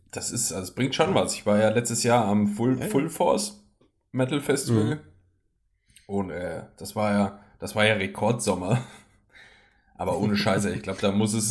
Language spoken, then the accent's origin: German; Germany; das Land, wo ich herkomme